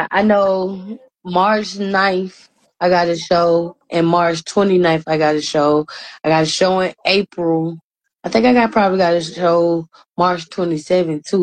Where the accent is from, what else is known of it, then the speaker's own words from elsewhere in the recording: Decatur, Georgia, United States; I'm from Georgia, Atlanta. You know, Decatur, East Side, the best side.